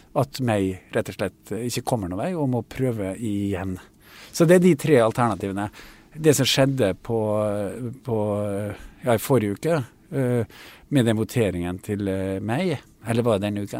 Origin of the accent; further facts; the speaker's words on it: Kristiansund, Møre og Romsdal, Norway; min hjemby og sykehuset i Kristiansund